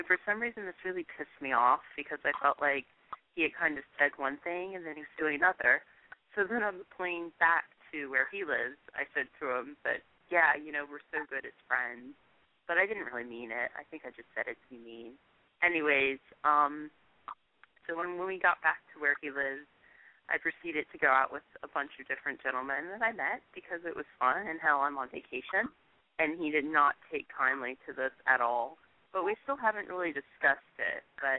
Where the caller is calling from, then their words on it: Virginia, United States; I'm calling from Virginia.